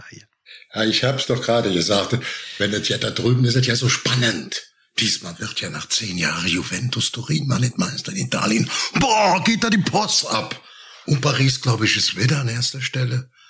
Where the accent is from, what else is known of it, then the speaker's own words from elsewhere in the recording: Germany; wir auch als Deutsche